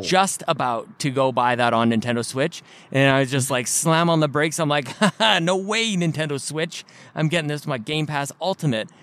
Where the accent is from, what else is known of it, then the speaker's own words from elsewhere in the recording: Canada; I'm from Canada.